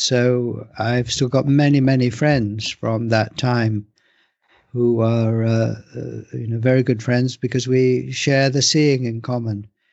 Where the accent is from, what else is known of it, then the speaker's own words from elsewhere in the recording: England, United Kingdom; I was born in England, I live in England